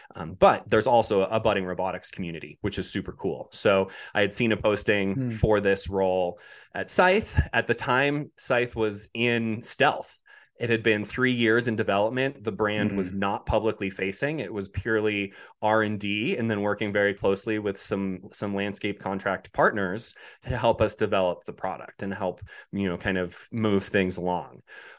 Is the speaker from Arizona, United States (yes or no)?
no; Boulder, Colorado, United States; moving to Boulder, Colorado, which is where I grew up in Colorado, wanted to return home, got homesick after being away for 12 years